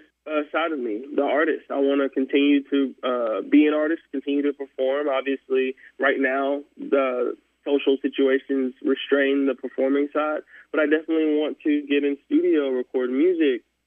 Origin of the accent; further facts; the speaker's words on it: the South, South Carolina, United States; growing up in the South, for sure, one of the big things that influences your sound musically is definitely church